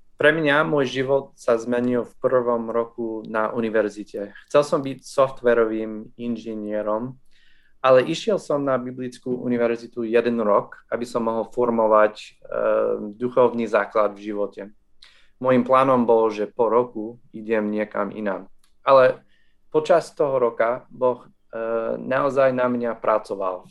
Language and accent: Slovak; New Jersey, United States; Slovak is a second language; moved away as an adult; also born or lived in Minnesota; now in Slovakia; Narodil som sa v USA v Minnesota, ale vyrastol som v New Jersey nedaleko od oceánu